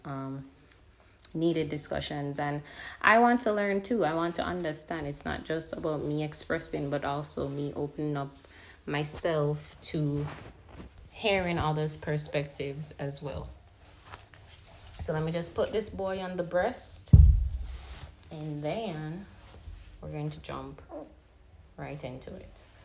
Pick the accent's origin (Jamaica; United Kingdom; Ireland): Jamaica; moved away; the thing with Jamaica is we're not really in the media